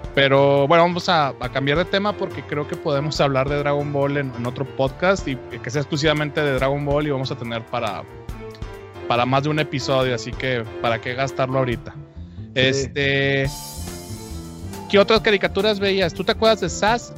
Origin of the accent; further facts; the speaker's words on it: Torreón, Coahuila, Mexico; moved away; yo soy de Torreón